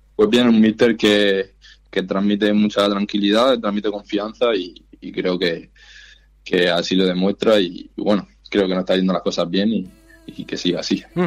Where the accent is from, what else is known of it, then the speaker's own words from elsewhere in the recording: Murcia, Region of Murcia, Spain; moved away as an adult; now in Miranda de Ebro, Spain; yo soy de Murcia